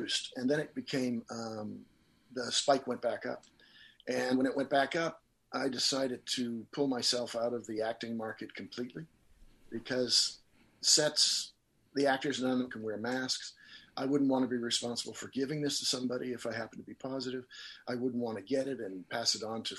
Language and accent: English; Nova Scotia, Canada; also born or lived in Los Angeles, United States; I come from Nova Scotia.